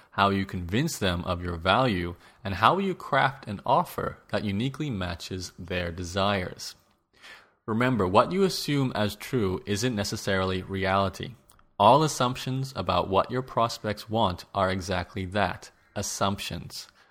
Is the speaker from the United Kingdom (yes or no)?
no; Australia; As an Australian